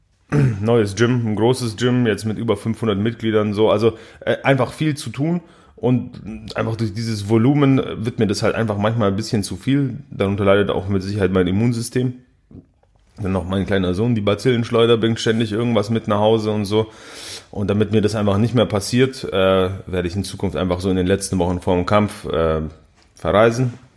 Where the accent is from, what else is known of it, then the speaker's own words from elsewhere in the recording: Balingen, Baden-Württemberg, Germany; Ich komme ja aus Balingen, das ist ein kleines Städtchen in der schwäbischen Provinz.